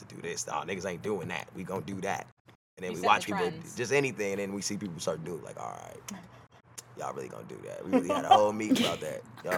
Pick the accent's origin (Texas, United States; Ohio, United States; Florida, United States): Texas, United States; I am from Texas. Yeah, I am a Texas man. I am from Texas, Texas first.